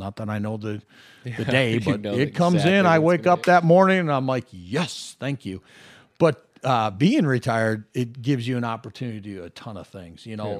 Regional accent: Las Vegas, Nevada, United States; But being blessed growing up in Las Vegas, as the community grew, so did our contracts

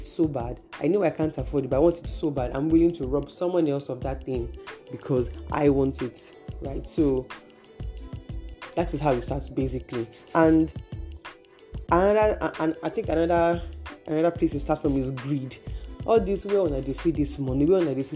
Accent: Nigeria; I am a Nigerian and I am operating from Nigeria

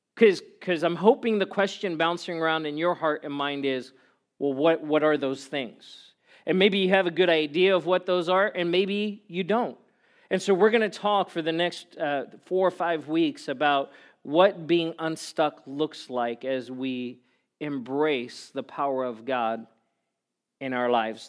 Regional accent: South Africa; moved away; I grew up in South Africa where it didn't really snow ever at all

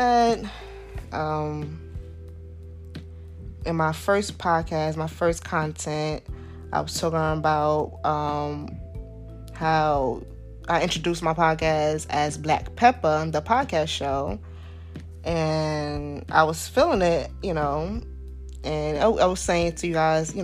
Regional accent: New York City, New York, United States; I'm from Southside, Jamaica, Queens

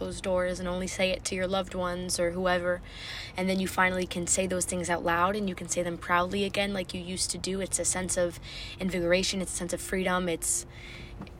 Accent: United States; as an American

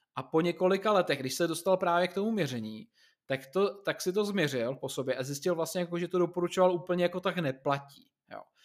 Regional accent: Czechia; u nás v Čechách jsme zvyklí

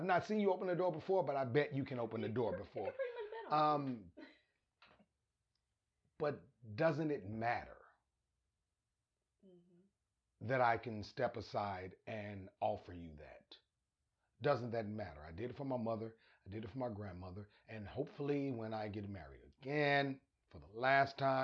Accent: Arkansas, United States; moved away; also born or lived in Albuquerque, New Mexico; I'm from Arkansas, lived in Albuquerque.

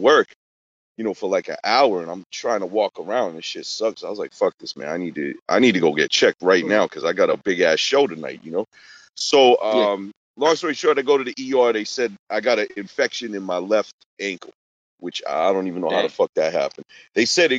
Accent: Boston, Massachusetts, United States; I'm from Boston

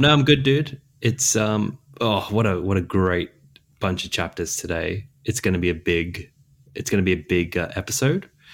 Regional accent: Australia; accent: mild Australian; a person who lives in Australia, I've got a pretty mild accent

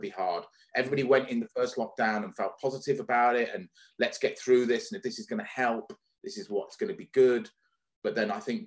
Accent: the north of England, United Kingdom; We lived in the north of England. We didn't live in London. I'm not a Londoner. We didn't live too far away from Liverpool.

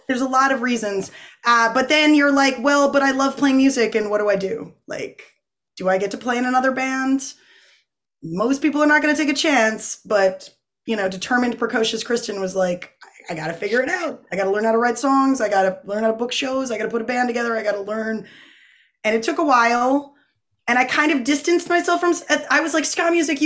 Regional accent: North Kingstown, Rhode Island, United States; also born or lived in Boston; I was born in North Kingstown, Rhode Island. Grew up there.

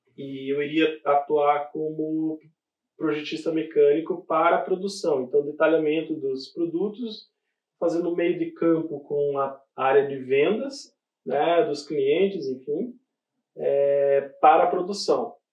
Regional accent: Brazil; moved away; a gente vem lá do Brasil

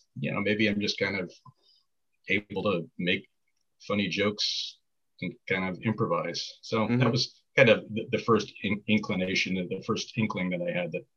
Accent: Boston, Massachusetts, United States; moved away as an adult; also born or lived in White Plains, New York / New York area; I grew up in Boston, city of Boston, the West Roxbury neighborhood.

